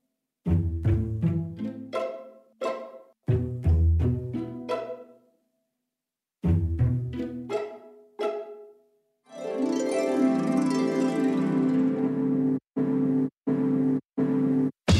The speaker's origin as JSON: {"language": "English", "town": "Kansas City", "region": "Missouri", "country": "United States", "tie": "born or raised there", "also_born_or_lived": "Lafayette, Indiana", "moved": "yes", "lives_now": "New York, United States", "said": "I really consider Kansas City more of my hometown, but I was, of course, born in Indiana in Lafayette, and I grew up there until I was about eight"}